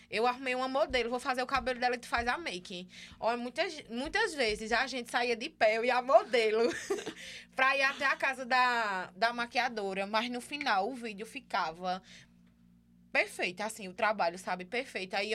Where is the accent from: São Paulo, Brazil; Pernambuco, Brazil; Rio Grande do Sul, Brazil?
Pernambuco, Brazil; Caruaru; caruaruense, é. é. Sou natural de Caruaru.